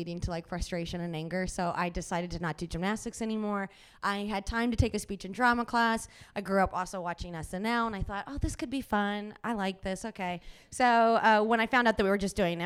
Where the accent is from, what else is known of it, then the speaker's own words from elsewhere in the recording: Cincinnati, Ohio, United States; moved away; I'm originally from Cincinnati